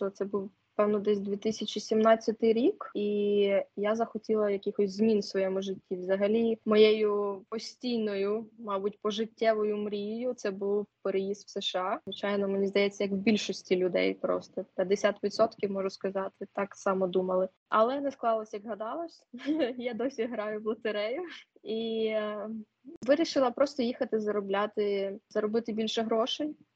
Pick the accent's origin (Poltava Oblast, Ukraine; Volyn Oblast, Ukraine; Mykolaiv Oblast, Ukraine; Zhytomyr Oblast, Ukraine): Poltava Oblast, Ukraine; Poltava; З міста Полтава.